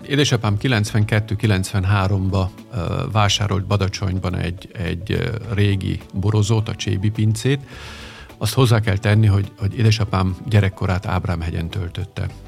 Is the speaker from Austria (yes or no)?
yes; Vienna, Austria; also born or lived in Budapest, Hungary; Én Bécsben nőttem föl.